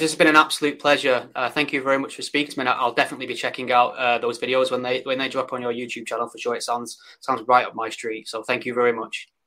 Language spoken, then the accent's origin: English; United Kingdom; born or raised there